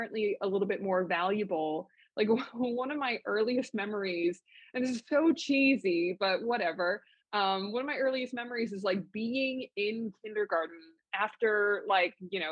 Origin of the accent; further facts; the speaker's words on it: Los Angeles, California, United States; I was born and raised in Los Angeles